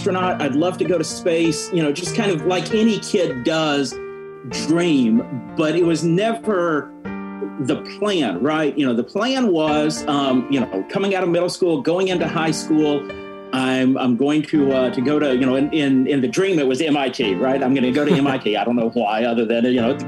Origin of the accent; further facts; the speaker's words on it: Huntsville, Alabama, United States; I grew up in Huntsville, Alabama, so I'm growing up in the shadow of Marshall Space Flight Center